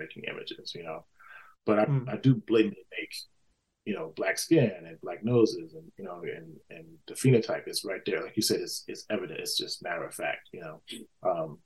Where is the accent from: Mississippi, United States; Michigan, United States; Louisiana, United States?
Mississippi, United States; I grew up in Mississippi, you know, in a, you know, post-civil rights era.